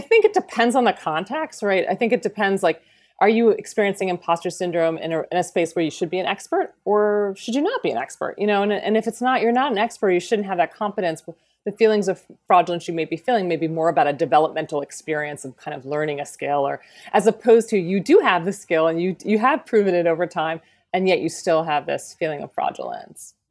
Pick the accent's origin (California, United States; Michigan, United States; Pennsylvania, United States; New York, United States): Pennsylvania, United States; rural; moved away; I was raised in Pennsylvania, in rural Pennsylvania.